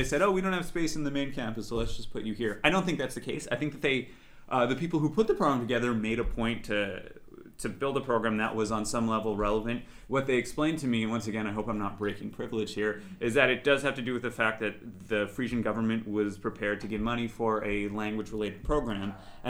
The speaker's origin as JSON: {"language": "English", "town": "Montreal", "region": "Quebec", "country": "Canada", "said": "I'm Canadian, yeah."}